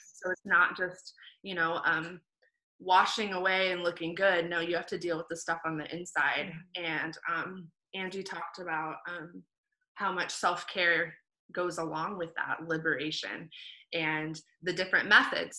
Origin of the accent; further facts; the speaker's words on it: Indiana, United States; now in South Florida, United States; we're both actually from Indiana, mm-hmm. and we currently live in South Florida.